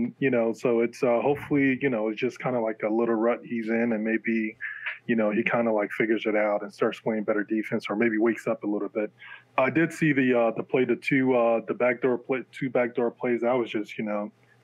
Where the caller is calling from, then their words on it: Jersey City, New Jersey, United States; I'm calling from Jersey City